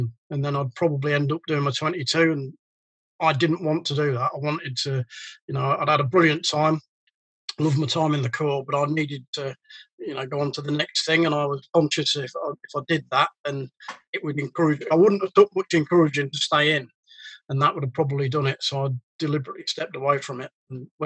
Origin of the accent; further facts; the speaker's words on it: Boston, East Midlands, United Kingdom; moved away; I come from Boston, which, believe it or not, it's a small port. And as a kid, I remember going to the docks.